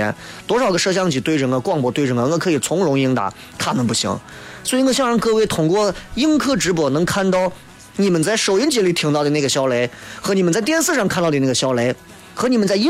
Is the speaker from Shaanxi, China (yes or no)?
yes; Xi'an, Shaanxi, China; 不就觉得咱西安还是个宝地，秦岭这个天然屏障为西安挡掉不知道多少的狂风侵袭，这是我们西安人的福，我们要珍惜